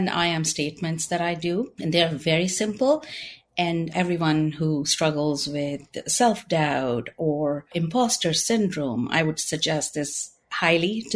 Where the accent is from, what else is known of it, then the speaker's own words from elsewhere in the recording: India; moved away; I am originally from India